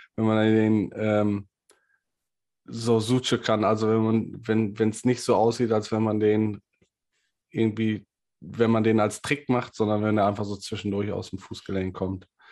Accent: Ruhr area, North Rhine-Westphalia, Germany; Ich komme halt aus dem Ruhrgebiet

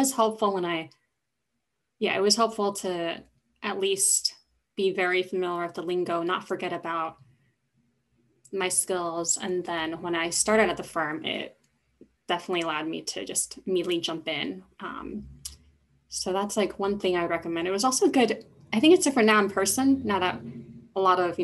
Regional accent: California, United States; now in Boston, United States; I am originally from California

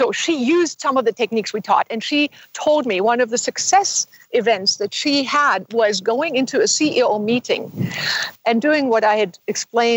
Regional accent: Germany; moved away; also born or lived in Himalayas; I had German parents who decided they want to live abroad

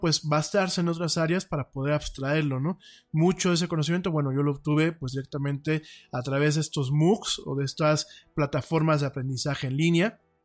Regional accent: Mexico

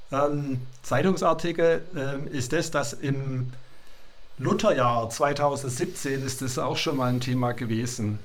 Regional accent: Sindelfingen, Baden-Württemberg, Germany; now in Hildrizhausen, Germany; bin in Sindelfingen geboren und aufgewachsen

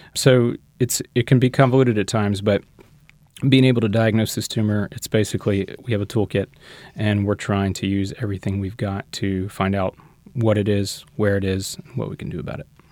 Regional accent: Shreveport, Louisiana, United States; moved away as an adult; also born or lived in Houston, Texas / Los Angeles, California; now in New Orleans, United States; I'm from Louisiana, uh, grew up in North Louisiana in Shreveport.

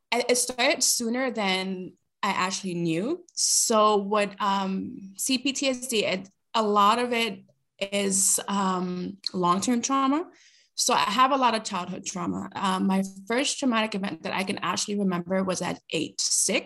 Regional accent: New York City, New York, United States; first language Spanish; English is a second language; moved away as an adult; now in British Columbia, Canada; I'm originally from Brooklyn, New York

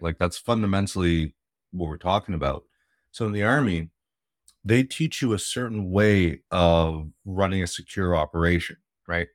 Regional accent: Canada; I'm in Canada. I'm Canadian

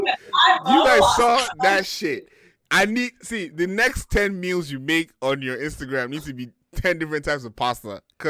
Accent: Lagos, Nigeria; Lalu, just.

